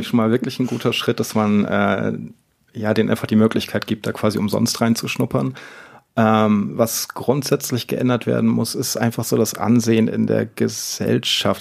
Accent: Northern Germany, Germany; moved away; ich komme gebürtig aus Norddeutschland

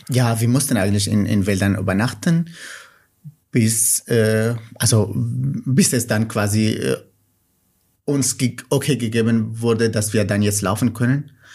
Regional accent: Nineveh, Iraq; first language Kurmanji; German is a second language; moved away as an adult; now in Cologne, Germany; ich komme aus dem Irak und Kurdisch und Arabisch sind Amtssprachen im, im, im Irak. Aber meine Muttersprache ist Kurmanji

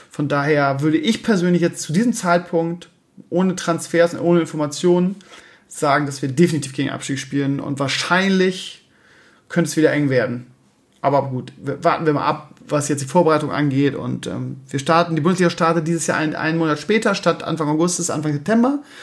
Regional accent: Bremen, Germany; moved away as an adult; also born or lived in Scheeßel; now in Hamburg area, Germany; ich 30 Jahre im Leben Bremen gelebt habe

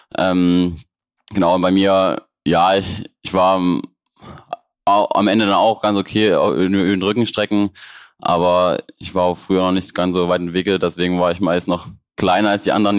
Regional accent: Leipzig, Saxony, Germany; ich komme aus Leipzig, so wie Markus

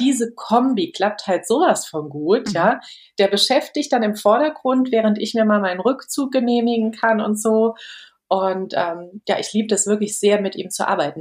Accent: Germany; bei uns in Deutschland

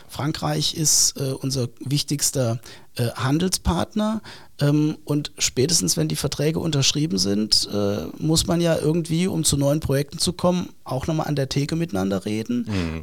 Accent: Saarland, Germany; wir Saarländer, glaube ich, ein Stück besser. Ähm, weil wenn man hier gelebt hat

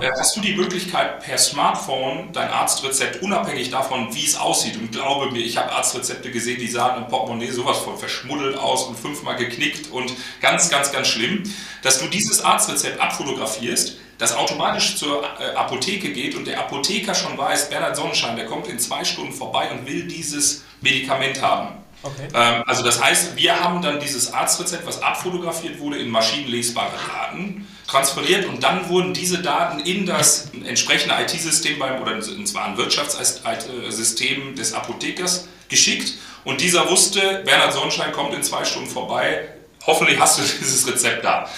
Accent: Münster, North Rhine-Westphalia, Germany; moved away as an adult; also born or lived in Dortmund / Berlin; Ich bin gebürtiger Münsteraner. Ähm, also wirklich in Münster geboren, der einzige bei Kaitos, der aus Münster kommt.

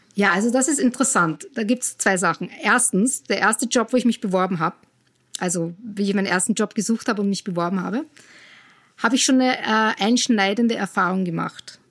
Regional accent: Austria; moved away as an adult; also born or lived in Cologne, Germany / United States; ich komme ursprünglich aus Österreich, in der Nähe von Wien bin ich aufgewachsen

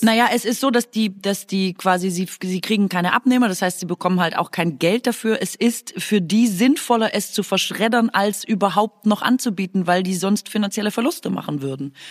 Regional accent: Swabia, Baden-Württemberg, Germany; accent: Swabian; first language Swabian German; in meiner Muttersprache fluche und das ist ganz schlimmes Schwäbisch

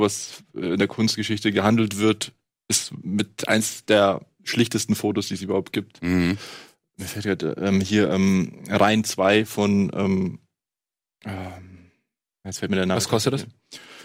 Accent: Munich, Bavaria, Germany; ich komme ja aus München

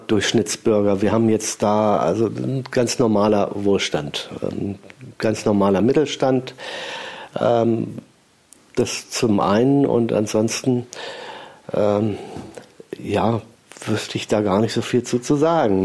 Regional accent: Göttingen, Lower Saxony, Germany; moved away as an adult; also born or lived in Ebersberg; now in Lichtenberg, Germany; Göttingen stamme

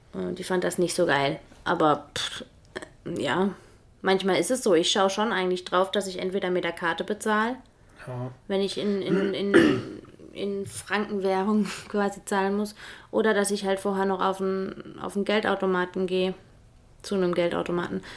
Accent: Germany; moved away as an adult; also born or lived in Switzerland; now in Feldkirch, Austria

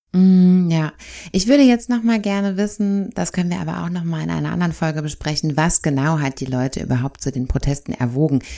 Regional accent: Germany; bei uns in Deutschland

